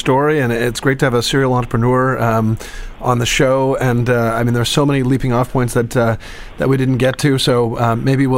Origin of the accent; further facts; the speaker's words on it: Canada; don't know if you could tell from my accent, but I'm actually Canadian